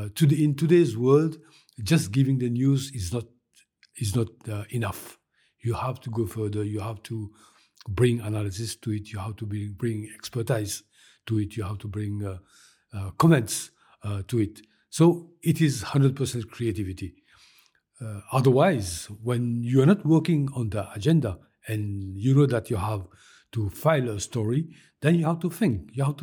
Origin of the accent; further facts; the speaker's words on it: Mauritius; As you know, I am from Mauritius.